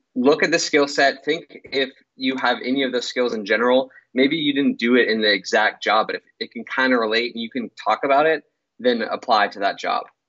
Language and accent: English; Pittsburgh, Pennsylvania, United States; I'm from Pittsburgh, Pennsylvania.